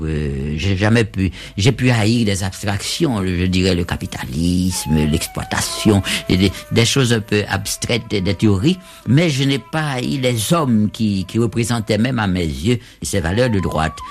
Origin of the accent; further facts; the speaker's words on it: Haiti; now in Cuba; depuis que je suis hors d'Haïti